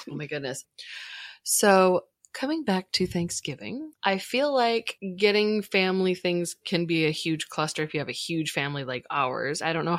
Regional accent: Portland / Oregon coast area, United States; when we moved from Portland, it was either going to be to Welch's or the town we ended up with, which was small

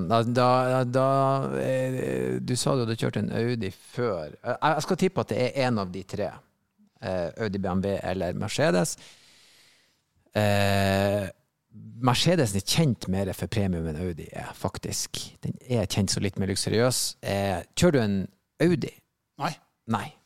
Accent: Northern Norway, Norway; moved away; I hvert fall hjemme i Nord-Norge.

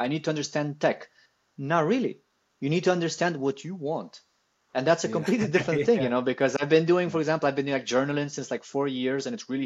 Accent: Italy; I come from Italy

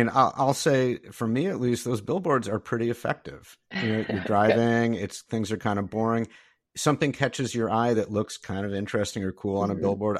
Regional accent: Detroit, Michigan, United States; now in Indiana, United States; I know that I live in Indiana, but I'm originally from the Detroit area.

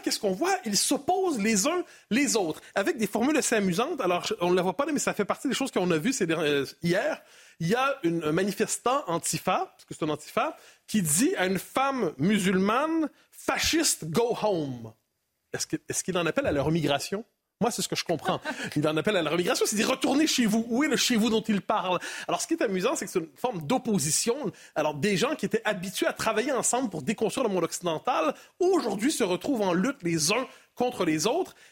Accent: Canada

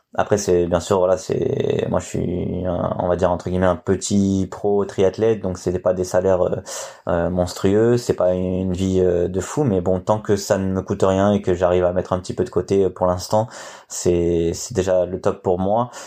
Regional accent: Nice, Provence-Alpes-Côte d'Azur, France; je suis niçois

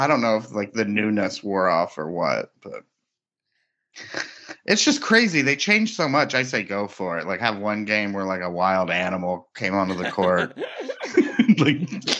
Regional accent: Western Kentucky, United States; where I grew up in Western Kentucky.

